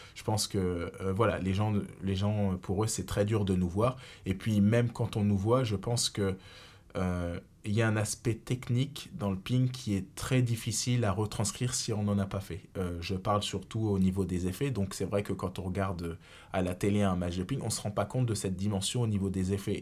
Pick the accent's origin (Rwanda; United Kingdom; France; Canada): France; Reims, Grand Est; moved away; also born or lived in Saarbrücken, Germany; je suis bien rémois de base, donc puisque je suis né à Reims et j'ai commencé euh, le tennis de table directement à l'Olympique Rémois Tennis de table